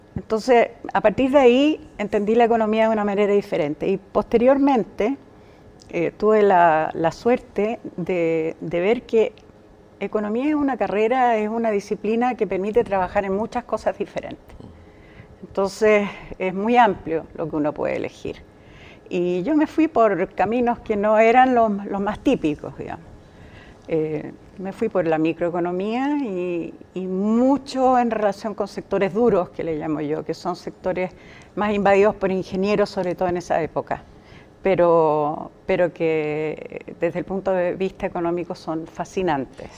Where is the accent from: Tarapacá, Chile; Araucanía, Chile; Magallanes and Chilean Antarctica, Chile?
Magallanes and Chilean Antarctica, Chile; moved away; also born or lived in Santiago, Chile; yo nací en Santiago. Pero a los cinco o seis años, mi papá, que había sido militar y capitán hasta ese momento, eh, como familia nos trasladamos porque él se fue a trabajar a ENAP Así que nos fuimos a Punta Arenas primero y después a Tierra del Fuego. Así que en, lo sustantivo yo diría, siempre he pensado que soy magallánica